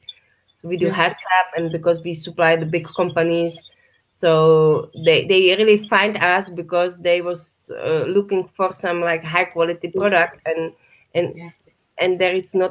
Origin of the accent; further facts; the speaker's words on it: Czechia; close my hometown